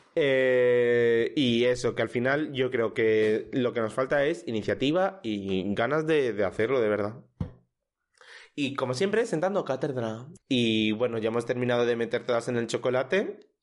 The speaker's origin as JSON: {"language": "Spanish", "town": "El Puerto de Santa María", "region": "Andalusia", "country": "Spain", "tie": "born or raised there", "moved": "yes", "lives_now": "Madrid, Spain", "said": "en mi pueblo, que sí que es mucho más pequeño"}